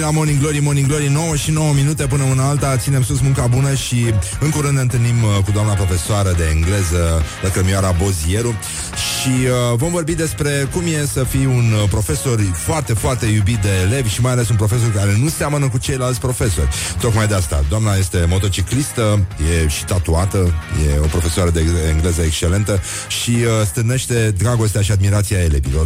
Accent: Brăila, Brăila County, Romania; Eu sunt din Brăila

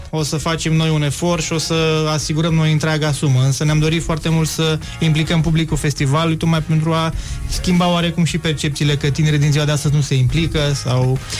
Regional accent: Transylvania, Romania; sunt ardelean jet beget

